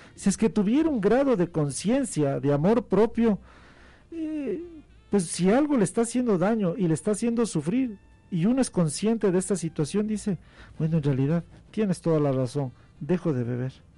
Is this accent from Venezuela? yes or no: no; Ecuador; como muchos ecuatorianos